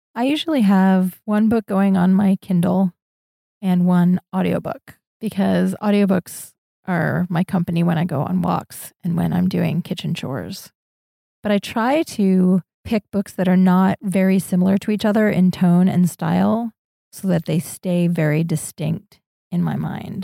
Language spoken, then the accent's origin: English; Orwigsburg, Pennsylvania, United States; moved away as an adult; also born or lived in Syracuse / Escondido / San Francisco; now in Prague, Czechia; I grew up in Orwigsburg, Pennsylvania, and I lived there until I was eighteen